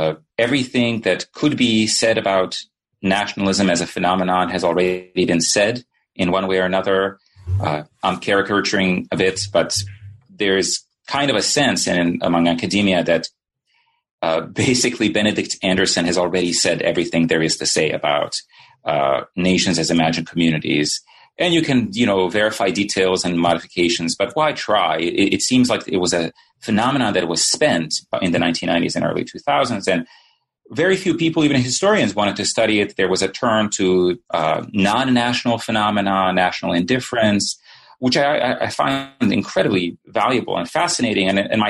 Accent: Sarajevo, Federation of Bosnia and Herzegovina, Bosnia & Herzegovina; also born or lived in Yugoslavia; now in United States; So I guess I should say that I grew up in Sarajevo, and my family left the city in 1992 and then came eventually to the United States.

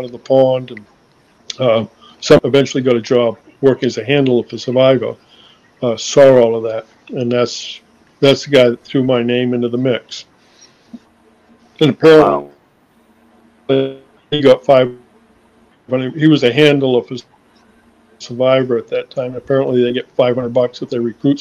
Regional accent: Boston, Massachusetts, United States; I was from Boston

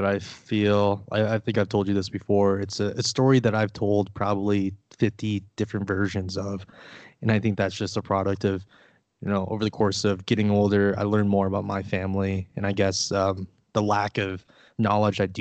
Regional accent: Sioux Falls, South Dakota, United States; first language Vietnamese; English is a second language; moved away as an adult; now in Denver, United States; I'm currently living in Denver, Colorado. I'm originally from Sioux Falls, South Dakota

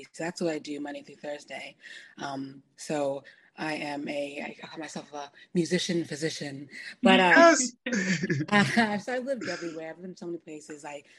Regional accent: New Orleans, Louisiana, United States; moved away; also born or lived in Chicago; originally from New Orleans, Louisiana. I'm a Nigerian American queen. I've lived everywhere.

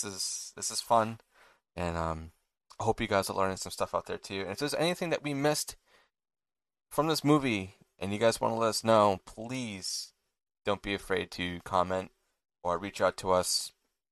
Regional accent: England, United Kingdom; You know, we watch, obviously we're English, and who knows, maybe you guys are from a different country.

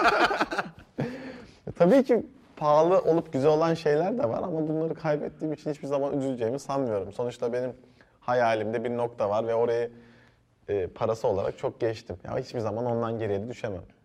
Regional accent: Antalya, Turkey; moved away as an adult; also born or lived in Ankara / Erzurum; now in Istanbul, Turkey; ben e, Antalya'da büyüdüm

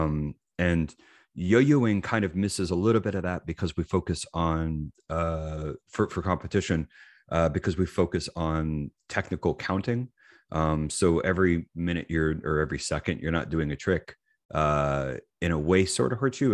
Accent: Lewisburg, Tennessee, United States; I'm from Lewisburg, Tennessee, which is a small town in Tennessee, uh, hour south of Nashville.

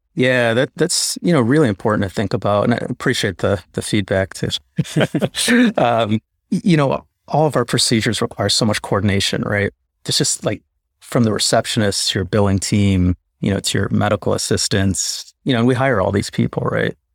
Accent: Chicago, Illinois, United States; I grew up in Chicago

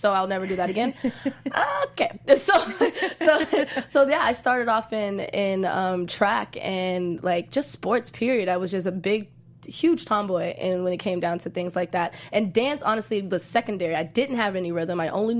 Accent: Fort Worth, Texas, United States; also born or lived in Nigeria; I was born in Fort Worth, Texas

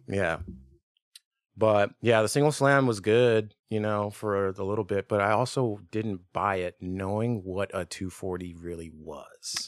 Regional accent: Richmond, Virginia, United States; moved away as an adult; also born or lived in Tennessee; I was born in Virginia, like, Richmond area

